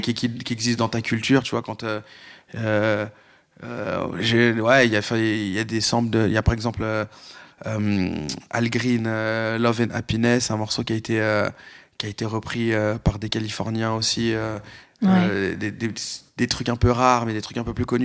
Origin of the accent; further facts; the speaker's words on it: Lyon, Auvergne-Rhône-Alpes, France; j'ai grandi à Lyon